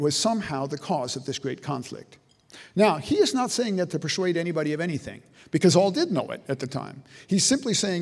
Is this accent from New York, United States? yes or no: no; Decatur, Illinois, United States; moved away; also born or lived in Mississippi; I grew up in Decatur, Illinois, right in the center of Illinois